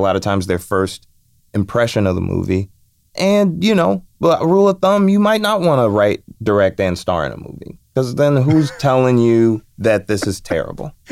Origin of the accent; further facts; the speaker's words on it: Chicago, Illinois, United States; I'm from Chicago.